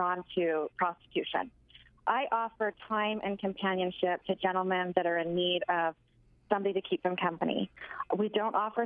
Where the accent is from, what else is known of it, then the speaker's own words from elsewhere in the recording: Utah, United States; I was born in Utah, small town in Utah, and pretty much raised there as well